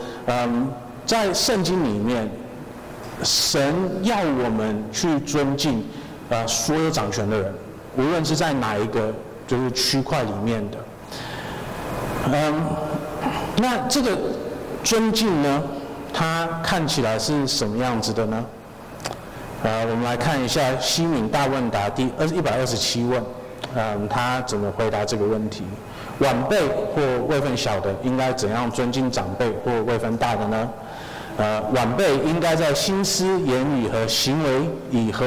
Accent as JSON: {"language": "Chinese", "country": "Taiwan", "said": "要是哪一天我觉得哦，我我要要有哪一天我可以去奥林匹克比赛或什么的，我就是台湾人这样子。"}